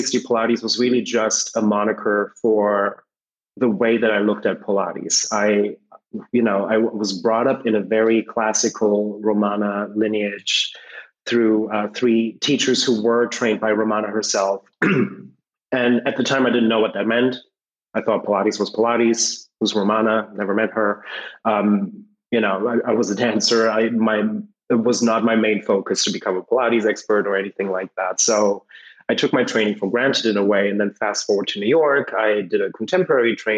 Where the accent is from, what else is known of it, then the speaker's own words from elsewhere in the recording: Germany; I'm born and raised in Germany